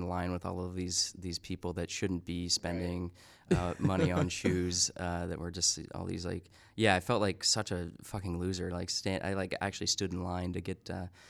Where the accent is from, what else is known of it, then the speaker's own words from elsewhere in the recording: Salt Lake City, Utah, United States; Yeah, I mean, so we grew up in Salt Lake City, Utah. We lived in a very Mormon neighborhood.